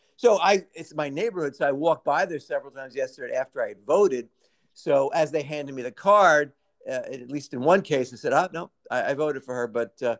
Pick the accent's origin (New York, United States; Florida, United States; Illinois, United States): New York, United States; New York City; Growing up in Brooklyn